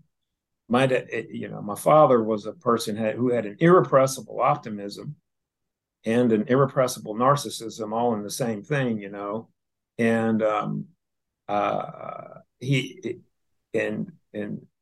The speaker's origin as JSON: {"language": "English", "town": "Statesville", "region": "North Carolina", "country": "United States", "tie": "born or raised there", "moved": "yes", "lives_now": "Houston, United States", "said": "I was born in Statesville, North Carolina, which is about 42, 45 miles north of Charlotte. And I was born there in 1965"}